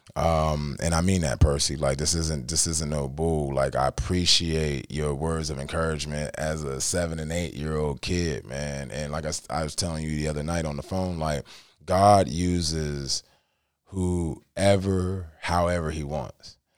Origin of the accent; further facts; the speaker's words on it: New Philadelphia, Ohio, United States; moved away; I'm from New Philadelphia